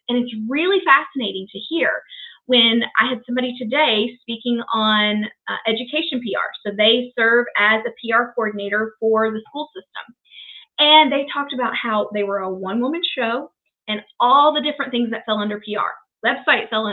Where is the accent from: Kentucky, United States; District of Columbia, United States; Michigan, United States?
Kentucky, United States; Shelbyville; I was born and raised in Shelbyville, Kentucky